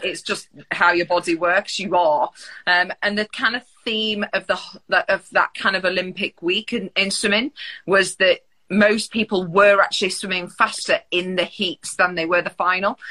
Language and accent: English; Mansfield, East Midlands, United Kingdom; I grew up in Mansfield, which not many place, people have heard